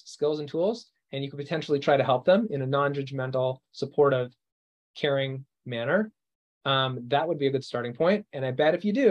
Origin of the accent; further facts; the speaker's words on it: Canada; moved away; I'm from Canada originally